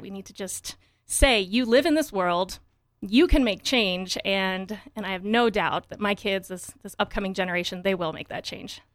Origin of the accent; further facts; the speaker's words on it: Wyoming, United States; moved away as an adult; also born or lived in Michigan / Colorado / Portland, Oregon; I grew up in Wyoming, very tiny town.